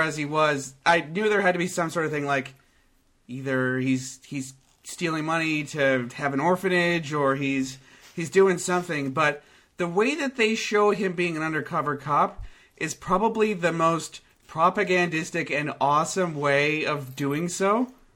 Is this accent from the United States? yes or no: no; Canada; being from Canada